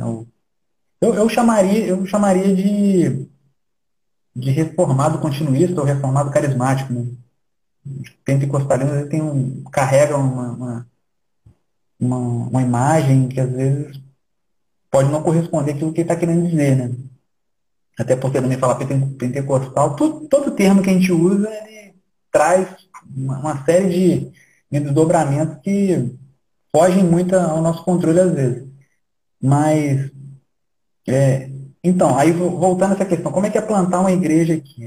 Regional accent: Brazil; Nós somos brasileiros e vamos continuar brasileiros

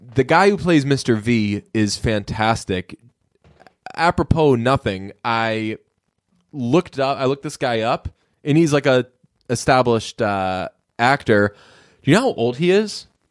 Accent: Boston, Massachusetts, United States; I'm from Boston

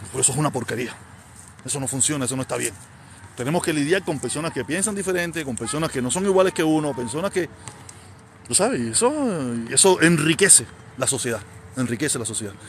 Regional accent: Havana, Cuba; now in Miami, United States; yo soy de La Habana

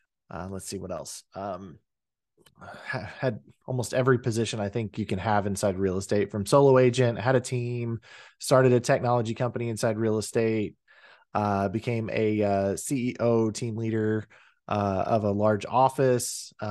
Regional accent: Oklahoma, United States; also born or lived in Texas; Was born in Texas, raised in Oklahoma.

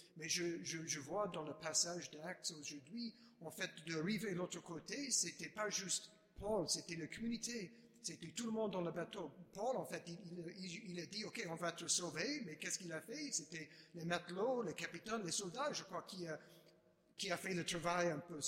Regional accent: Chicago, Illinois, United States; French is a second language; now in Washington, D.C., United States; je ne suis pas français, je suis américain, je suis né à Chicago

